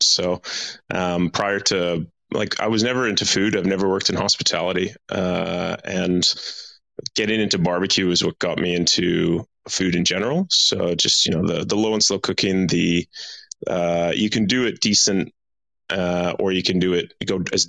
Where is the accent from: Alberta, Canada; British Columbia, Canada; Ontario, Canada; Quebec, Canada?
Alberta, Canada; Edmonton; moved away as an adult; now in Perth, Australia; No, I'm from Edmonton, Alberta. So I'm from Canada. I came to Australia when I was 18 as a backpacker.